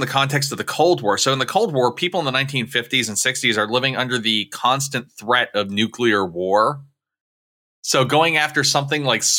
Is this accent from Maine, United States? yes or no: yes; Maine, United States; In my home state of Maine